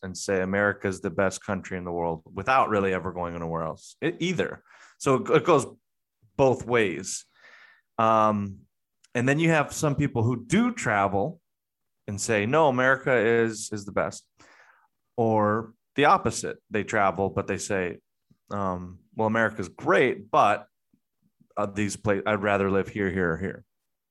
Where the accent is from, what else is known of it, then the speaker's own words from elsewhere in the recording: United States; And as a whole, and being American, and we're at this time in kind of, well, we're always at a period where there's a conflict of interest between different generations.